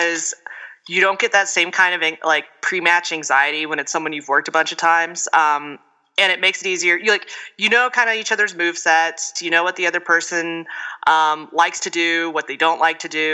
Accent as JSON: {"language": "English", "town": "Houston", "region": "Texas", "country": "United States", "moved": "as an adult", "lives_now": "Colorado, United States", "said": "I am from Houston, Texas"}